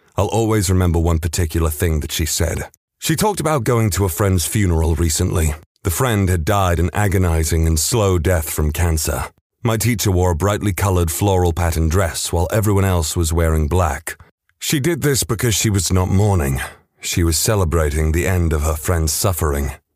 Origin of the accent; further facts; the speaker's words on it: West Midlands, United Kingdom; I come from the Midlands of the U K, specifically the West Midlands